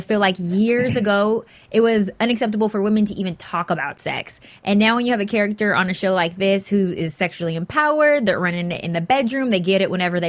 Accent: San Diego, California, United States; now in Los Angeles, United States; But I'm from San Diego

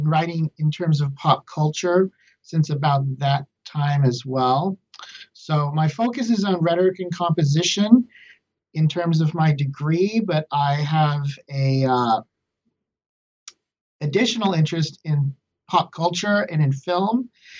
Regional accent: Lubbock, Texas, United States; Sure. I'm from Lubbock, Texas originally, and I received my bachelor's and master's in English from Texas Tech.

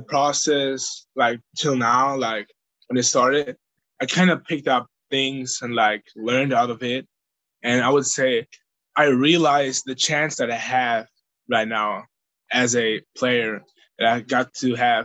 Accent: Bavaria, Germany; now in United States; I grew up there

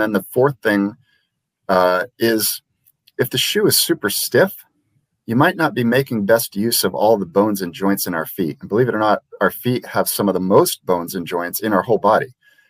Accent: Liberia; I grew up in Liberia, West Africa, where they don't own shoes

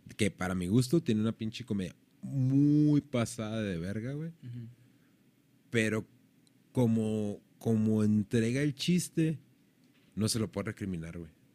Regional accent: Mexico; somos mexicanos

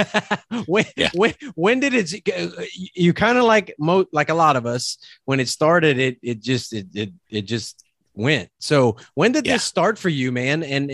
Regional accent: Louisiana, United States; now in Oklahoma, United States; I'm from Louisiana, man, and I'm in Oklahoma

